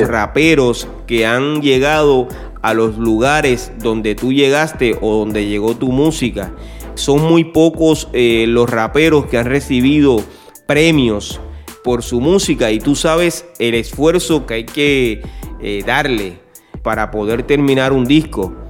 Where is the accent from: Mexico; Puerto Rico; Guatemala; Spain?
Puerto Rico; soy de Puerto Rico